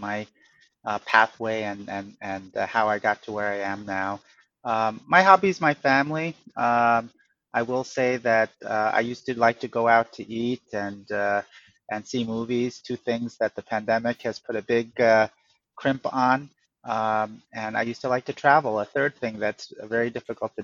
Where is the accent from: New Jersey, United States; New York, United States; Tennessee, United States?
New York, United States; Freeport; also born or lived in Korea / Montauk, New York; I grew up on Long Island, and first in Montauk, and then later in a town called Freeport